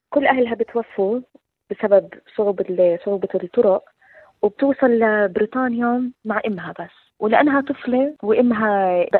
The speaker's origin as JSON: {"language": "Arabic", "country": "Syria", "said": "انا سوري فرحت يعني شوي بالمسرحيه"}